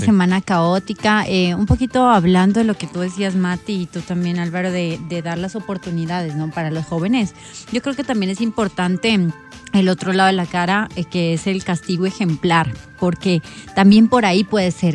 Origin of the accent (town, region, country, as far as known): Ecuador